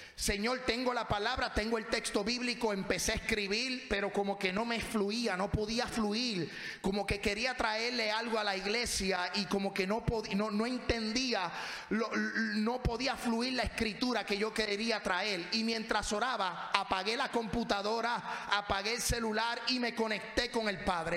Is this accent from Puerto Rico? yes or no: yes; Puerto Rico; moved away; Yo cuando voy a mi casa, voy a Puerto Rico, voy a casa de mi papá